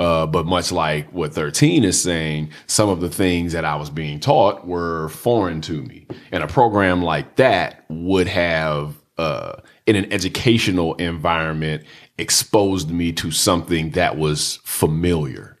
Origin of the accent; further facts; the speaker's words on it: Washington, District of Columbia, United States; I grew up in Southeast D C. I went to D C public schools